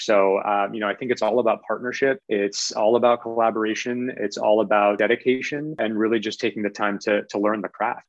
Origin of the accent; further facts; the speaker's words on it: Kennebunk, Maine, United States; also born or lived in North Shore, Massachusetts; I'm a New England native I grew up in Kennebunk, Maine, which is a small coastal town in southern Maine.